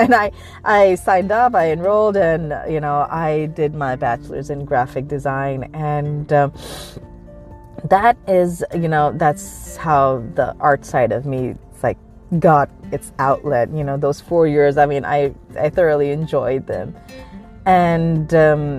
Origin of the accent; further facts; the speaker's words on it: Karachi, Sindh, Pakistan; also born or lived in Peoria, Illinois, United States; now in United States; All my earliest memories are from Pakistan